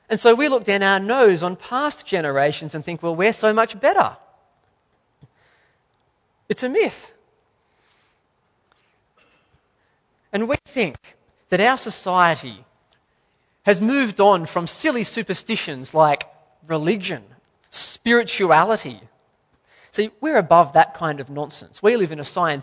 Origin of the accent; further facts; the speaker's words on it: Australia; as an Australian